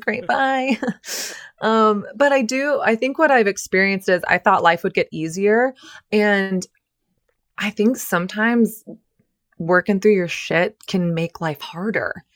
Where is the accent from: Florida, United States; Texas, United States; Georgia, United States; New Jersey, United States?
Texas, United States; when I was growing up in Texas